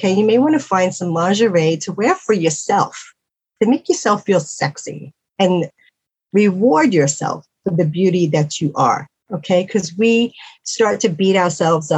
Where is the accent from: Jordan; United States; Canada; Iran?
United States; New York City, New York; moved away; I'm from New York City